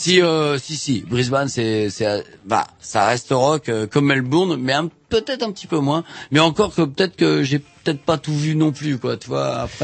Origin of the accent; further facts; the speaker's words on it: France; je suis français